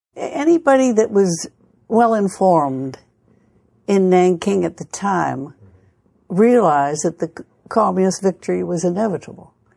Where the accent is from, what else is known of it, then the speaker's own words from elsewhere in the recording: United States; moved away; I'm an American-born Chinese